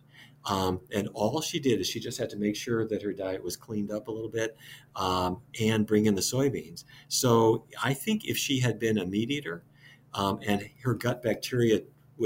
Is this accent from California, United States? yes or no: no; Fargo, North Dakota, United States; I grew up in Fargo, North Dakota